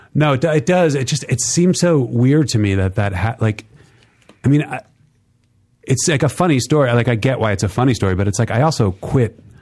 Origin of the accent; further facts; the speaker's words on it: New York, United States; moved away as an adult; also born or lived in San Diego; I was from New York